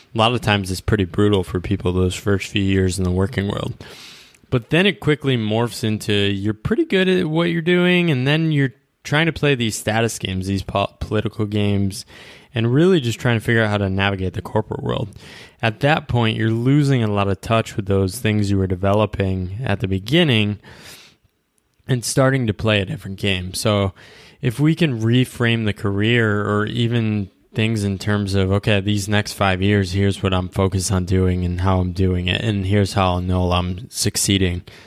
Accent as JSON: {"language": "English", "country": "United States", "said": "as an American, we're, we grew up in this culture"}